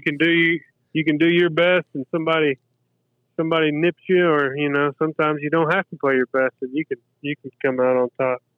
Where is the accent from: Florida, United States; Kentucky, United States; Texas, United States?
Kentucky, United States; Lexington; moved away as an adult; also born or lived in Danville, Kentucky; now in St. Simons Island, United States; I was in Lexington from first grade till about the age of 35